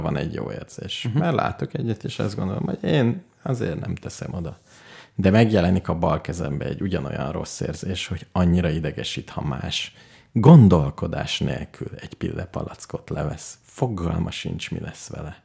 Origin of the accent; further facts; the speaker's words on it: Hungary; magyar vagyok